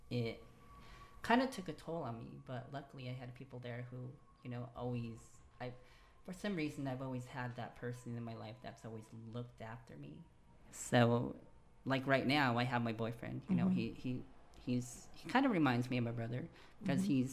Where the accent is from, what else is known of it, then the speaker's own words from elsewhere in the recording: Four Corners, United States; moved away as an adult; I'm from the Four Corners Reservation of the United States, which is where Utah, Arizona, Colorado, and New Mexico meet up.